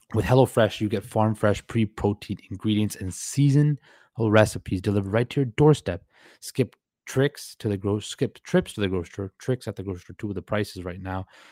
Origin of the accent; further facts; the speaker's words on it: Surrey, British Columbia, Canada; also born or lived in Vancouver, British Columbia; I was born in Vancouver, British Columbia, but raised in Surrey, B C